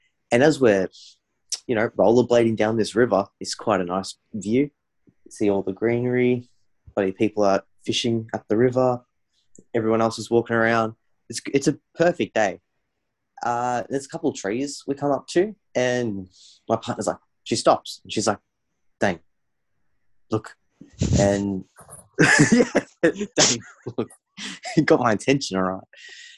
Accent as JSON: {"language": "English", "town": "Melbourne", "region": "Victoria", "country": "Australia", "said": "we're from Melbourne"}